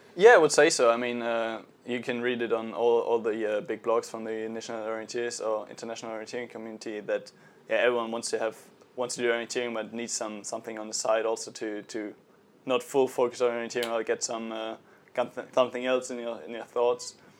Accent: Dortmund, North Rhine-Westphalia, Germany; I come from a rather big town, Dortmund.

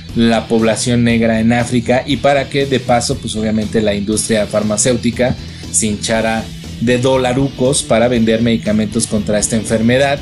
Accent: Mexico; nosotros los mexicanos

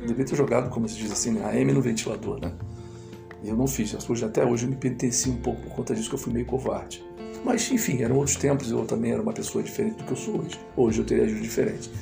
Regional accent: Niterói, Rio de Janeiro, Brazil; eu sou de Niterói, né, no estado do Rio

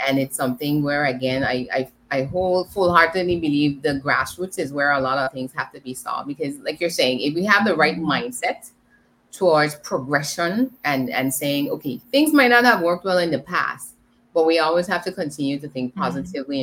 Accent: British Virgin Islands; I am from the British Virgin Islands

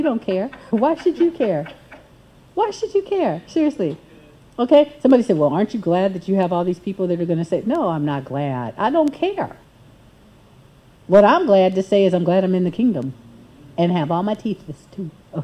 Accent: United States; as an American

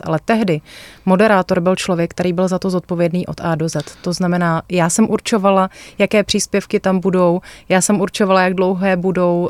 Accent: Moravia, Czechia; jsme z Moravy

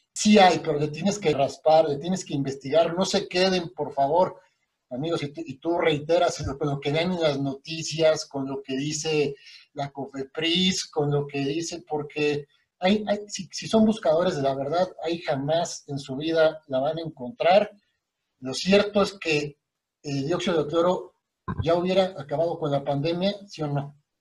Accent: Querétaro, Mexico; also born or lived in Mexico City; yo llegué de México a vivir a Querétaro

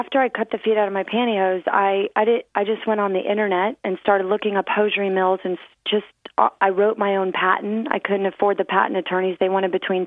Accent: Clearwater, Florida, United States; I grew up on Clearwater Beach, Florida.

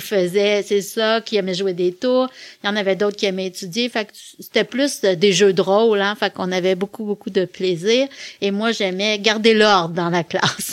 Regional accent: Quebec City, Quebec, Canada; also born or lived in La Pocatière, Bas-Saint-Laurent / Montreal; Moi, je suis née à Québec. Je suis originaire de Québec. J'ai presque toujours vécu à Québec et je suis encore à Québec aujourd'hui

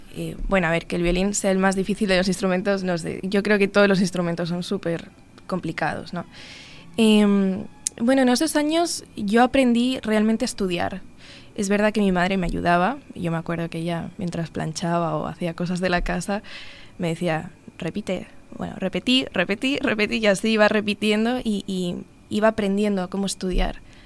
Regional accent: Madrid, Community of Madrid, Spain; moved away as an adult; now in Uruguay; nací en Madrid en 1995 o sea, tengo 26 años

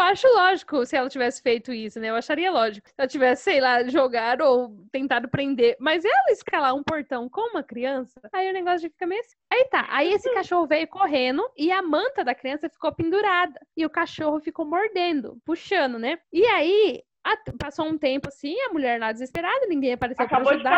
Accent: Fartura, São Paulo, Brazil; accent: interior paulista (Fartura); also born or lived in Santo André, São Paulo; Eu sou, na verdade, eu sou de Santo André, na região metropolitana de São Paulo. Mas eu moro aqui no interior, né, em Fartura, desde os meus 12 anos, então praticamente como se eu fosse daqui já, né? Já peguei todos os costumes, o sotaque, então eu sou farturense também.

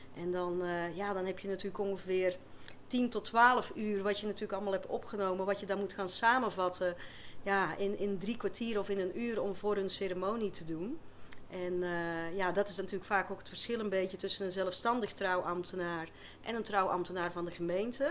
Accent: Flanders, Belgium; accent: Flemish; moved away as an adult; now in Westland, Netherlands; je zal vast wel een beetje horen met een eh, Vlaamse tongval, dus ik kom niet uit het Westland.

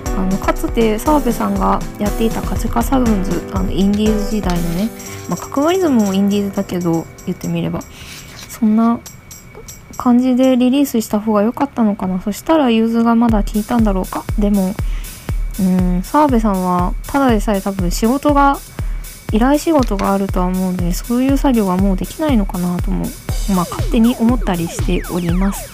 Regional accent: Onomichi, Hiroshima, Japan; moved away; also born or lived in Fukuyama; 私の地元が、まあ、広島県尾道市で私中学高校は隣の福山市の女子校に通っていたんですけど

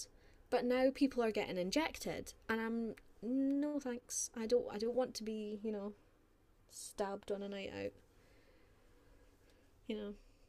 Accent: Scotland, United Kingdom; moved away as an adult; also born or lived in Carlisle; I'm Scottish.

